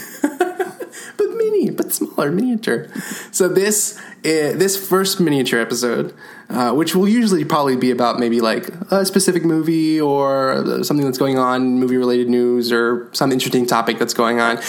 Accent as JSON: {"language": "English", "town": "Houston", "region": "Texas", "country": "United States", "tie": "born or raised there", "also_born_or_lived": "Bay Area, California", "lives_now": "Austin, United States", "said": "I grew up in Houston, Texas"}